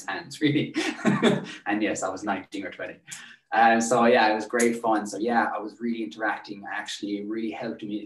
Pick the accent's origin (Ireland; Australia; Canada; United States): Ireland; Tralee, Munster; also born or lived in Dublin; I've lived in Tralee nearly all my life